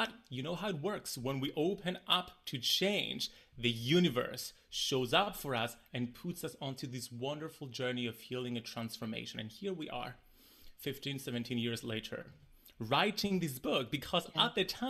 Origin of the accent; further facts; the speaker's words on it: Cyprus; I grew up in the Mediterranean island of Cyprus, a very small community.